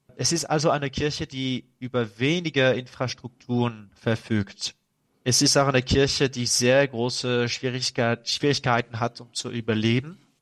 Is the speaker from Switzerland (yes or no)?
no; France; German is a second language; als Franzose